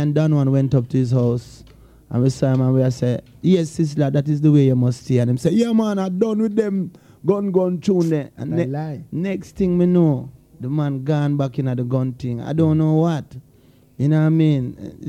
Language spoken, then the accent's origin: English; Jamaica; also born or lived in England; I was born in England still, you know, but I grew up in Jamaica